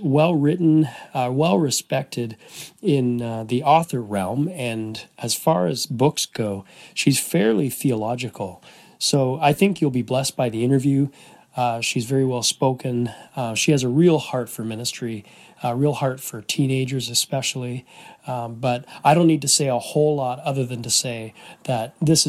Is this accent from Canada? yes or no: yes; Canada; we're both from Canada.